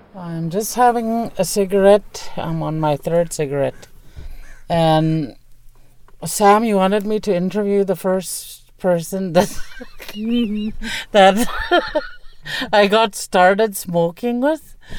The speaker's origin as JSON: {"language": "English", "town": "Fort St. James", "region": "British Columbia", "country": "Canada", "tie": "born or raised there", "also_born_or_lived": "Takla", "said": "I grew up off reserve um, in a small community called Fort St. James."}